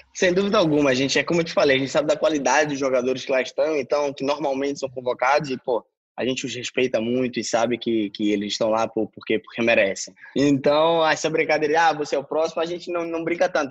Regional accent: Brazil; moved away

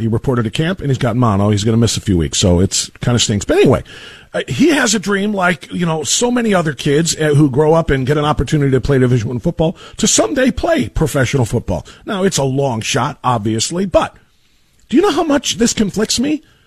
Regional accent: United States; We are American American.

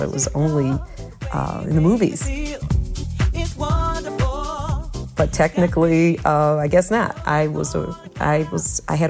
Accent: Detroit, Michigan, United States; also born or lived in Ypsilanti, Michigan; I was born and raised in Detroit.

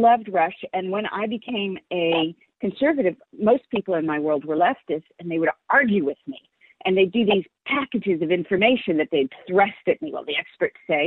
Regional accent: San Francisco, California, United States; I was raised in San Francisco and was part of the San Francisco scene

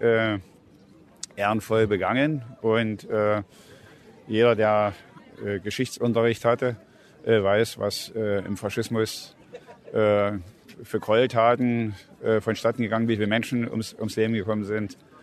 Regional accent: Germany; ich bin in der DDR groß geworden

